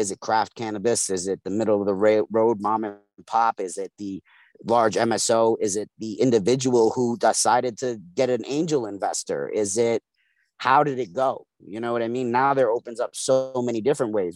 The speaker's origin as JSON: {"language": "English", "town": "New York City", "region": "New York", "country": "United States", "tie": "born or raised there", "said": "I'm from East New York, Brooklyn. Grew up, and, raised and, the whole nine."}